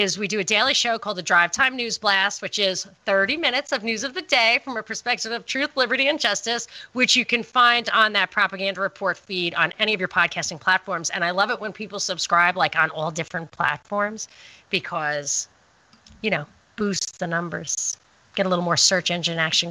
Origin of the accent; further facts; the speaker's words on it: New York, United States; I'm from New York